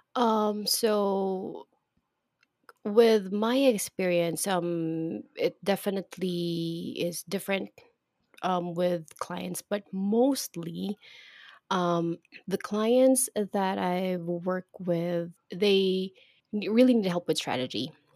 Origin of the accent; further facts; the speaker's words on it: Philippines; here in my country, in the Philippines